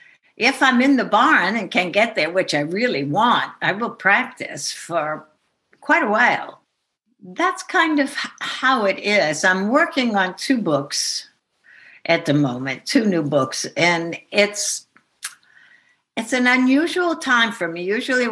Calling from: Shawangunk Mountains, New York, United States; I am calling from the Shawangunks. I am not in the barn at the moment. I moved down into the village of New Paltz for the winter because it gets pretty icy up there.

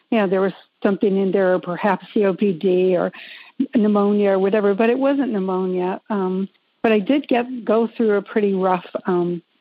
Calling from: North Carolina, United States; Um, North Carolina, not too far from you.

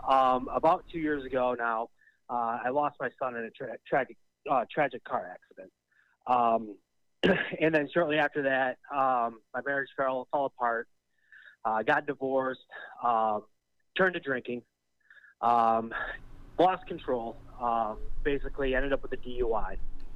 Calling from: Michigan, United States; I'm here from Michigan here. We've been years watching the show.

